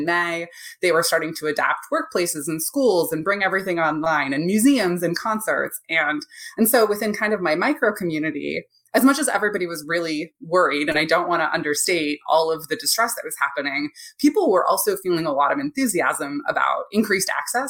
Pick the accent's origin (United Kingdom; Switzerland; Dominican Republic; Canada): Canada; Ontario; now in United States; I'm from Canada originally, from Ontario